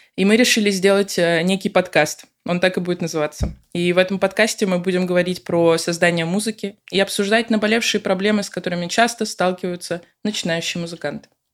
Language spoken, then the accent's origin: Russian; Moscow, Russia; moved away as an adult; now in Lisbon, Portugal; я родом из Москвы